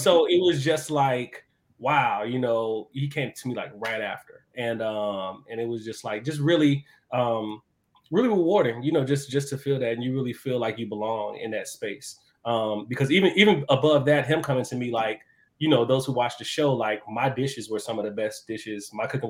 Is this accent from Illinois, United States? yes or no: yes; Chicago, Illinois, United States; moved away as an adult; now in Atlanta, United States; I'm originally from Chicago, uh, born That's and raised West Side.